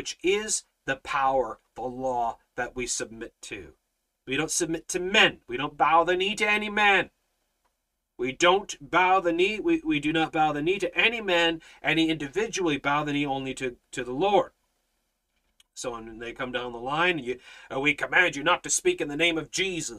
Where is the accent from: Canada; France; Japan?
Canada